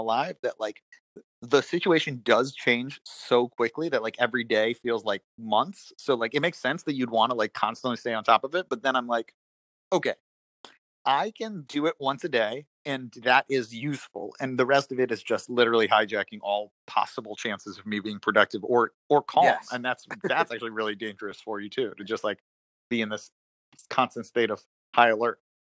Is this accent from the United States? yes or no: yes; New York, United States; moved away as an adult; I grew up in New York.